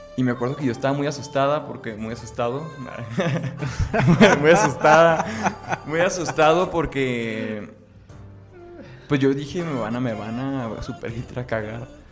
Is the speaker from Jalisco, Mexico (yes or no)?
yes; Guadalajara, Jalisco, Mexico; soy de la ciudad de Guadalajara, México.